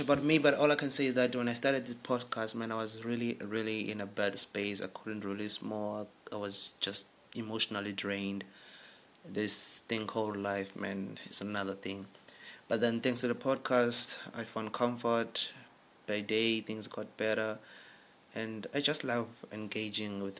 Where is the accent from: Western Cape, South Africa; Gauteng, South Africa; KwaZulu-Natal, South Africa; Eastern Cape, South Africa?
KwaZulu-Natal, South Africa; Durban; now in Bloemfontein, South Africa; I'm originally from Durban, a beautiful city of Durban, South Africa